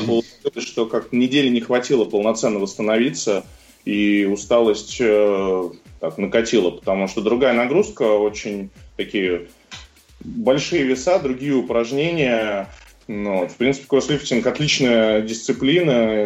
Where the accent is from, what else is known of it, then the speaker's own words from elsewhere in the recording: Moscow, Russia; родился в Москве, учился в обычной московской школе